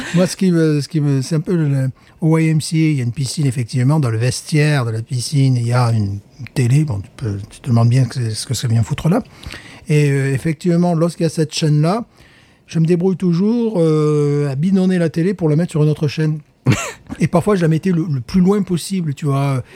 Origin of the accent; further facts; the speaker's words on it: France; now in United States; Je suis un Français qui vit aux États-Unis